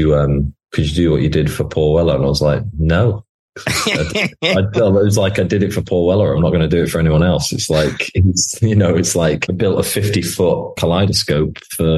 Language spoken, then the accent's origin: English; United Kingdom; there's not many things that make me love being British